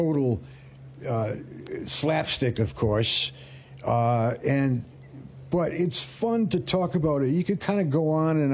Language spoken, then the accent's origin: English; Rhode Island, United States; moved away; I was from Rhode Island and we said Oregon